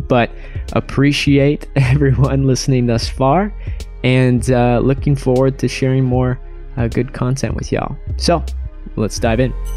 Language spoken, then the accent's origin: English; Spokane, Washington, United States; I'm originally from Spokane, Washington